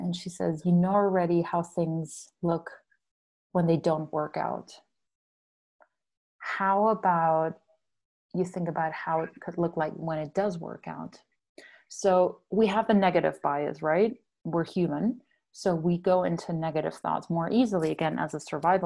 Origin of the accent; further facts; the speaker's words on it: Germany; moved away; I'm from Germany. You probably picked up my accent by now